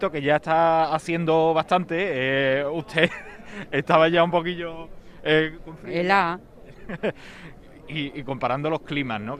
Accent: Segovia, Castile and León, Spain; Pues no, nosotros somos eh, de Segovia.

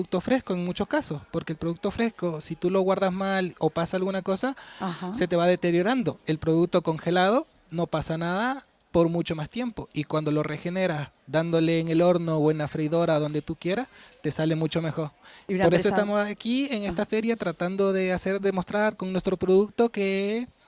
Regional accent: Ecuador; moved away as an adult; also born or lived in Seville; now in Isla Mayor, Spain; Yo vengo de Latinoamérica, soy ecuatoriano

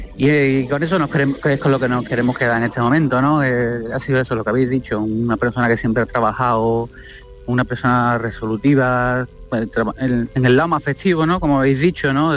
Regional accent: Almería, Andalusia, Spain; nosotros, los hijos, nacimos aquí en Almería

